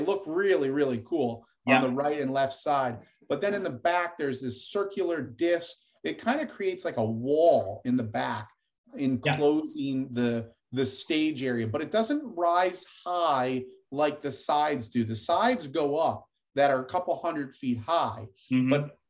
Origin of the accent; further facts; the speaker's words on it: Northeast, United States; We grew up in the Northeast.